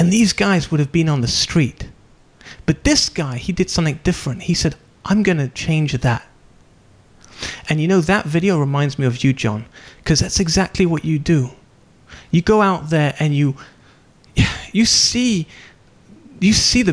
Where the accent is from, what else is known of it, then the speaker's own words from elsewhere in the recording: United Kingdom; I'm British